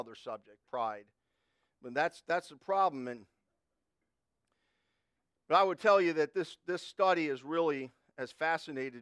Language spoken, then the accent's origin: English; United States; I grew up in Connecticut, New York